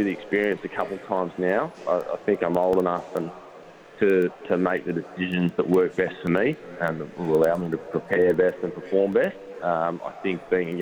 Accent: Canberra, Australian Capital Territory, Australia; also born or lived in Sydney; now in Tasmania, Australia; I grew up in Canberra, moved to Sydney, and then down to Tasmania

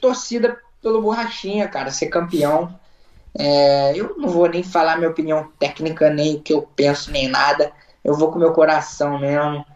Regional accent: Brazil; also born or lived in Long Branch, New Jersey; now in Florida, United States; se eu sou brasileiro

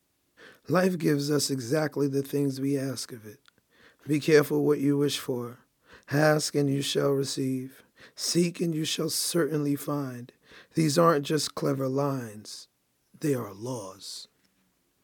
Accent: New York City, New York, United States; I grew up in Brooklyn, New York

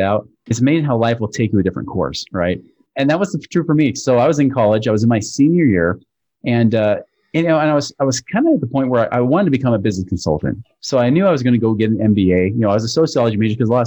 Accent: Portland, Oregon, United States; moved away as an adult; now in Utah, United States; I'm originally from Portland, Oregon area, but I moved out to Utah about 22 years ago to finish up my schooling

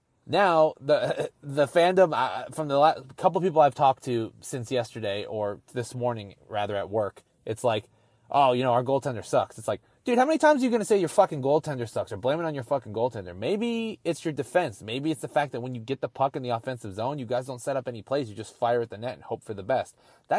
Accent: Las Vegas, Nevada, United States; I'm from Vegas.

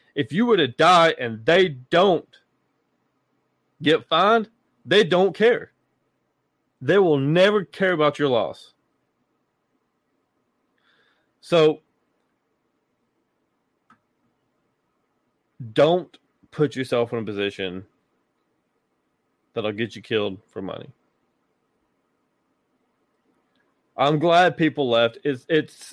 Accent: Tennessee, United States; my home state, Tennessee

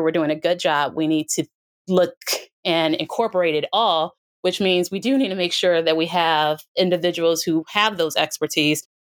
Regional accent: United States; as an American

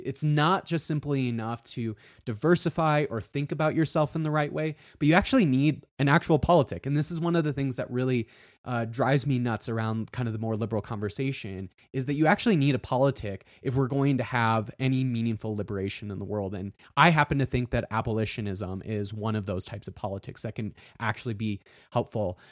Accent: South Dakota, United States; I grew up in South Dakota

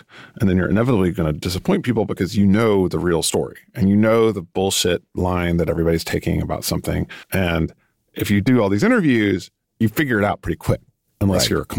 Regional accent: New York, United States; because I'm from New York in a certain way, and I'm from the book world, the literary world

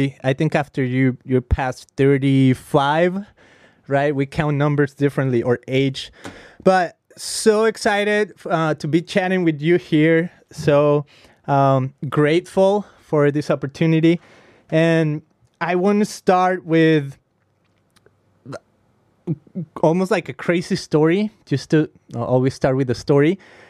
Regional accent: Guadalajara, Jalisco, Mexico; first language Spanish; English is a second language; moved away as an adult; now in United States; I'm from Guadalajara, Mexico. Uh-huh. I grew up there. I mean, I've been here in the U.S. for 15 years, so I don't even know what I am now. I don't even know if I should call myself American, Mexican. I'm kind of like in limbo.

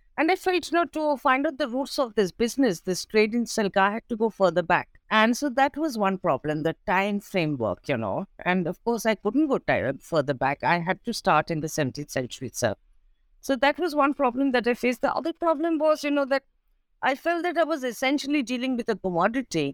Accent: Kolkata, West Bengal, India; also born or lived in New Delhi, India / Paris, France; I was born in Calcutta. It's a city on East Coast India, and it's called Kolkata now.

